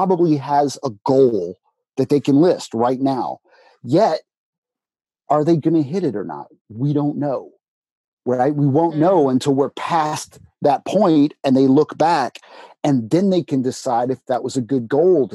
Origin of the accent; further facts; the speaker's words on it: Alabama, United States; I was born in the South of America, United States of America, Alabama. Went to an Alabama high school